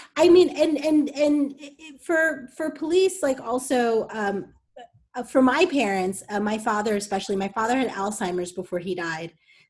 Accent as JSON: {"language": "English", "town": "Englewood", "region": "New Jersey", "country": "United States", "tie": "born or raised there", "said": "I grew up in Englewood, New Jersey."}